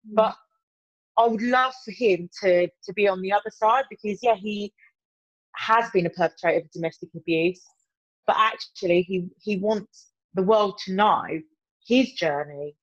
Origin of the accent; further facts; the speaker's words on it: Birmingham, West Midlands, United Kingdom; accent: Brummie; my terrible Brummy accent